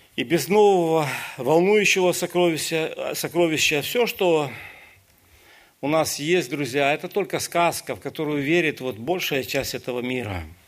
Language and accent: Russian; Ukraine; Я сам украинец